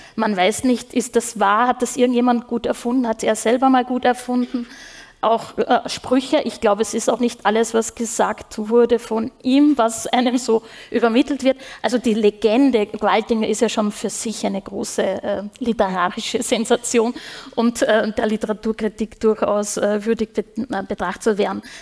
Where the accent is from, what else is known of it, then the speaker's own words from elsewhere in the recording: Upper Austria, Austria; now in Vienna, Austria; ich komme ja aus Oberösterreich gebürtig